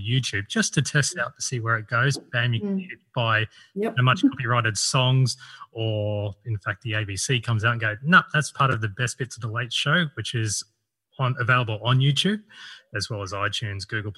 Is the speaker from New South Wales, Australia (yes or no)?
yes; Sydney, New South Wales, Australia; I'm from Sydney